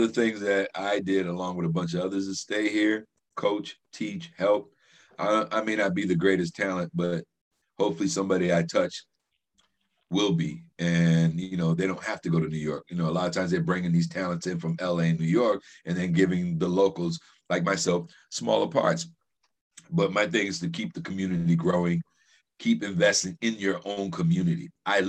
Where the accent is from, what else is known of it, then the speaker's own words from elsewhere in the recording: Cuba; now in Brockton, United States; I live in Brockton. So I'm originally from Cuba. I came here in 1968 with my mother, my grandmother, and my aunt.